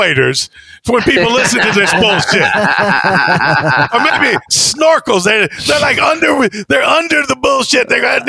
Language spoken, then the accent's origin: English; the South, United States; I'm from the South. I'm from small town. There's, we lost the Civil War.